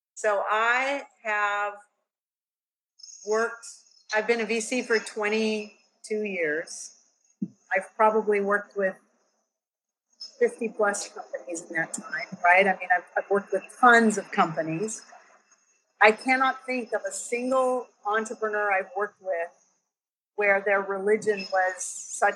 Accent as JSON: {"language": "English", "area": "Silicon Valley", "region": "California", "country": "United States", "tie": "born or raised there", "said": "I was born in Silicon Valley in 1958"}